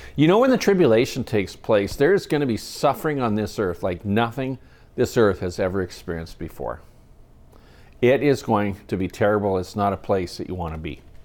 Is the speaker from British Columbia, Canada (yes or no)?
yes; Kamloops, British Columbia, Canada; my hometown, Kamloops